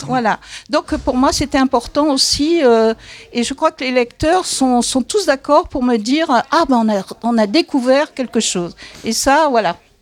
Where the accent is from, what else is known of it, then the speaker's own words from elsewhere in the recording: Paris, Île-de-France, France; je suis parisienne et comme toute parisienne, j'ai des origines aux quatre coins de la France